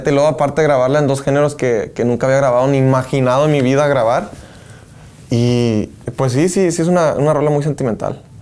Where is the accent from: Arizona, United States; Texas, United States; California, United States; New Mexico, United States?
Arizona, United States; Phoenix; tengo mucho corrido de los grupos de Sinaloa, de Culiacán y todo ese rollo con lo que me crié ahí en Phoenix.